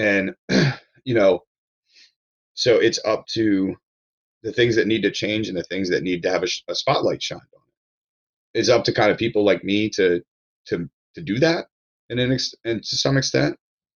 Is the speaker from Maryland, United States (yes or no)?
yes; Ellicott City, Maryland, United States; also born or lived in Hawaii / Baltimore; we moved from Hawaii to Maryland when I was four. So yeah. I'm not from Hawaii. I'm from Maryland. No. You know, like, yeah. I grew up in Ellicott City, and, you know, I lived there until I moved to Baltimore City and then some other traveling